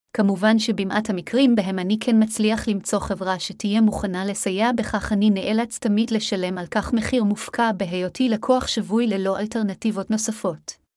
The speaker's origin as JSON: {"language": "Hebrew", "country": "Israel", "said": "אני אזרח ישראלי, ונולדתי בסוף שנת 1972"}